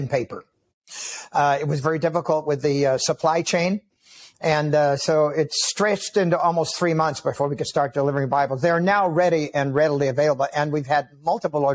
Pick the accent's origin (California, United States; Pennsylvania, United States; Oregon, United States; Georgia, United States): California, United States; also born or lived in Nevada; now in Tennessee, United States; I'm originally from California